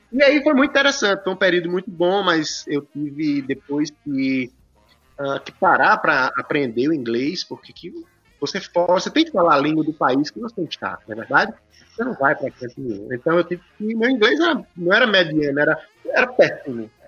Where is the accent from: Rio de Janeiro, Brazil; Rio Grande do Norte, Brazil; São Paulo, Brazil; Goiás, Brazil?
Rio Grande do Norte, Brazil; Currais Novos; now in Brasília, Brazil; Eu saí de Corrais Novos e fui para Brasília. Nos conhecemos em Brasília e você voltou para o Rio Grande do Norte, eu continuei.